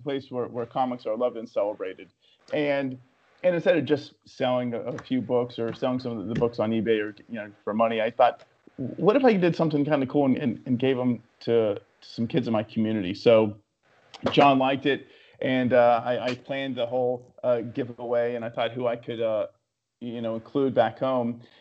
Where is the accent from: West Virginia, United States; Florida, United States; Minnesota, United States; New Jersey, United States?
West Virginia, United States; moved away; also born or lived in New York City; I'm born and raised in West Virginia